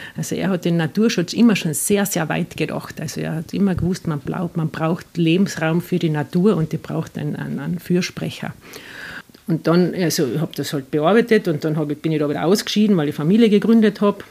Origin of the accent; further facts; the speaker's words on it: Carinthia, Austria; moved away as an adult; also born or lived in Vienna; now in Ginzling, Austria; ich bin in Kärnten aufgewachsen